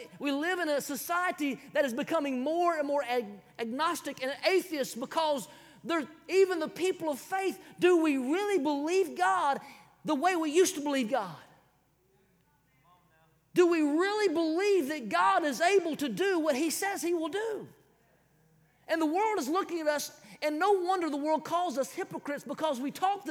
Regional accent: South Carolina, United States; I'm from South Kakalaki

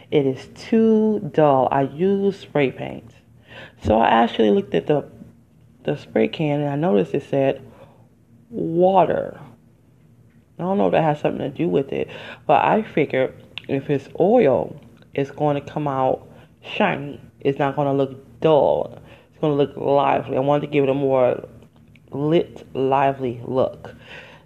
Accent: Detroit, Michigan, United States; moved away as an adult; living and growing up in Detroit

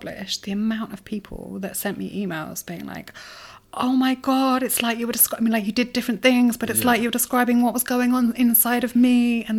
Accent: Brighton, South East England, United Kingdom; but growing up in Brighton was fascinating. It was a real mix of very interesting people, a lot of creatives, and a lot of seekers

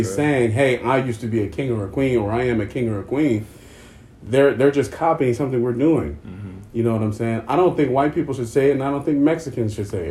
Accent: South Africa; But because we're South African and we have a weird accent, we're going to say kefa.

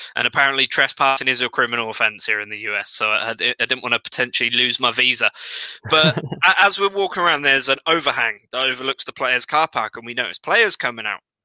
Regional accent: England, United Kingdom; I was from England.

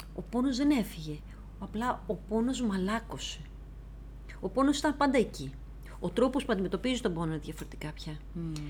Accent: Greece; ως Ελληνίδα

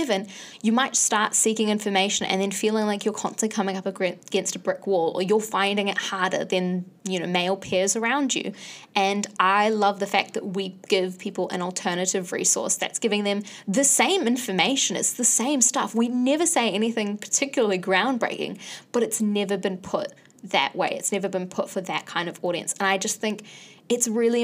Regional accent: Bangladesh; now in New Zealand; I am from Bangladesh

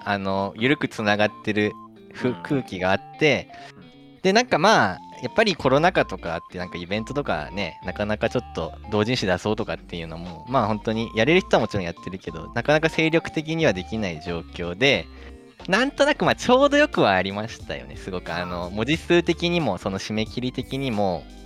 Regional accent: Fuchu, Tokyo, Japan; also born or lived in Kiyose, Tokyo; now in Chiba Prefecture, Japan; 地元は東京都府中市なんですよ。

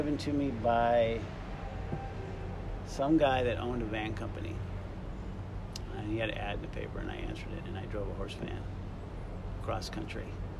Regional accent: Huntington Beach, California, United States; also born or lived in Gary, Indiana / Lakewood, California; We moved from Gary, Indiana. Okay. First, we lived in Lakewood for 1 year, and then my parents bought a house in Huntington Beach for $35,000. I think it was back in 1970 or something like that.

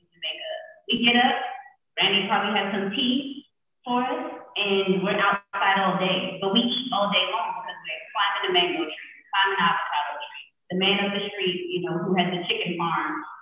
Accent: New York, United States; moved away as an adult; also born or lived in Georgia / Netherlands; I'm from New York

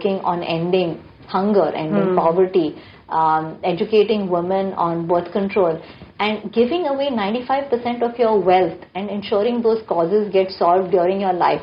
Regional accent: India; also born or lived in Mumbai, Maharashtra / Delhi; I grew up in Bombay and Delhi

